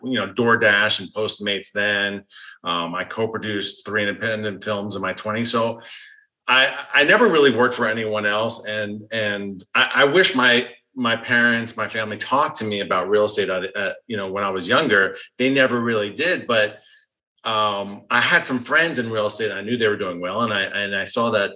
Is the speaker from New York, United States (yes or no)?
yes; New York, United States; I was born in New York. I'm a Northeastern